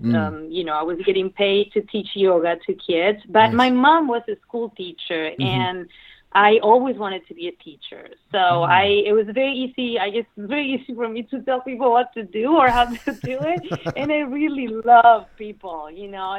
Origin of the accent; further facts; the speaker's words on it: Misiones, Argentina; moved away as an adult; also born or lived in Rosario, Argentina / New York, United States; I was born in Rosario, but I actually grew up northern Argentina